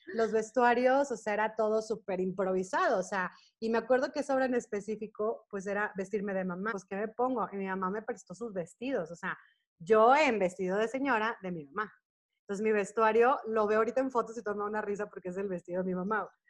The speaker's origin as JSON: {"language": "Spanish", "country": "Mexico", "also_born_or_lived": "Toronto", "moved": "as an adult", "said": "yo soy mexicana"}